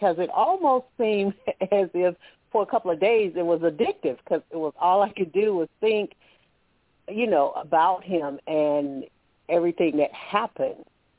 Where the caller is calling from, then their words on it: Alabama, United States; I'm calling from Alabama.